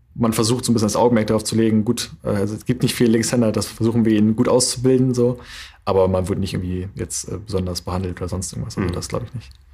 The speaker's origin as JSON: {"language": "German", "town": "Flensburg", "region": "Schleswig-Holstein", "country": "Germany", "tie": "born or raised there", "also_born_or_lived": "Berlin / North Rhine-Westphalia"}